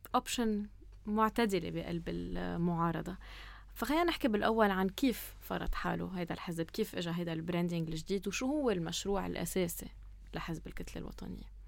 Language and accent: Arabic; Lebanon; نحن لبنانية